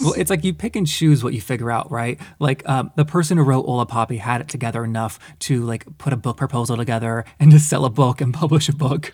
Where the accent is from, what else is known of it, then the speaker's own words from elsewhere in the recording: the South, United States; I grew up in the South as well